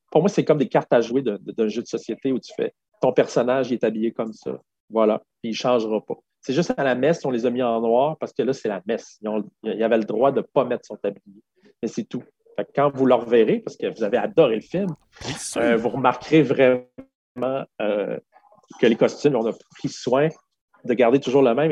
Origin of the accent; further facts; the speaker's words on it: Quebec City, Quebec, Canada; first language French; je viens de Québec, j'ai un, un, anglais pourri